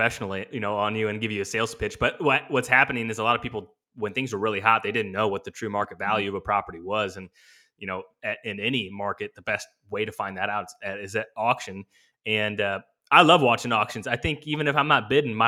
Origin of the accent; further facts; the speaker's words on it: Illinois, United States; I was born and raised in Illinois